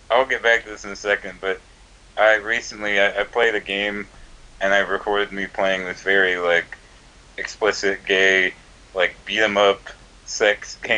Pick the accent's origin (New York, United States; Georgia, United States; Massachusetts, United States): Georgia, United States; also born or lived in Virginia; My dad was in the Air Force, and then afterwards, you know, we moved to Georgia. I was born in Virginia, but I moved here when I was pretty young.